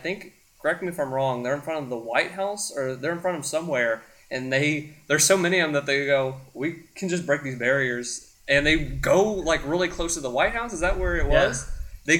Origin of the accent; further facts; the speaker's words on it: United States; growing up in America